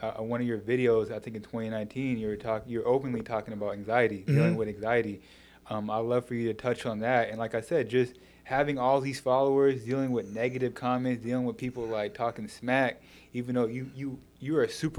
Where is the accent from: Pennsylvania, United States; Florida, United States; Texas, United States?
Texas, United States; Dallas; now in New York, United States; I told you I came from Dallas, Texas.